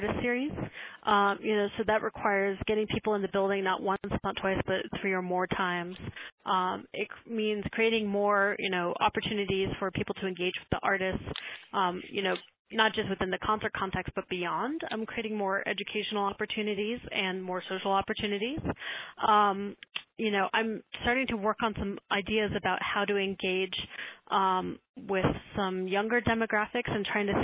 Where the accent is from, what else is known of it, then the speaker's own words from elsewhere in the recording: Tucson, Arizona, United States; when I was growing up in Tucson, Arizona